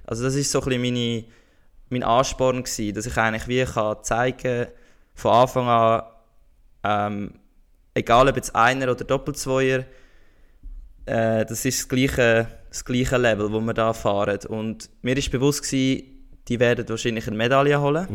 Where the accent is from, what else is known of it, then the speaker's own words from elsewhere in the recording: Switzerland; bei uns in der Schweiz